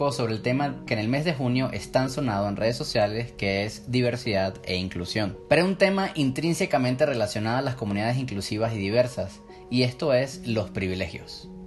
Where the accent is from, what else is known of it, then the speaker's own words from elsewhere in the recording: Venezuela; Yo nací y crecí en Venezuela, si buscan en Google noticias sobre mi país, verán que Venezuela no ha estado en la mejor situación sociopolítica desde hace muchos años.